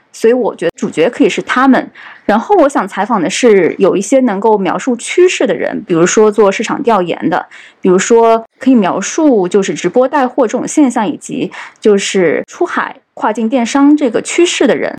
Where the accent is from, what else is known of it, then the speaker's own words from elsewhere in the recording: China; 我作为一个中国人，我平常就是 呃，就，就是消费者之一